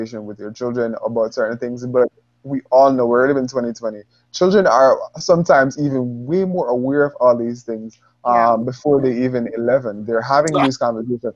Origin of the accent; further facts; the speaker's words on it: Jamaica; I grew up in Jamaica